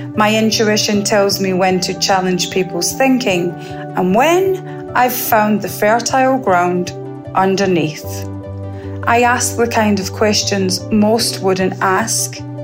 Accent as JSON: {"language": "English", "region": "Scotland", "country": "United Kingdom", "tie": "born or raised there", "moved": "yes", "lives_now": "Barbados", "said": "I was born in Scotland and I now live in Barbados."}